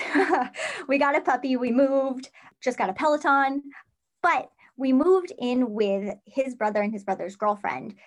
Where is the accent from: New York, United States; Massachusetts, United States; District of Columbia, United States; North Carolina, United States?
New York, United States; Central; my territory is actually Central New York, which is wild. It's my hometown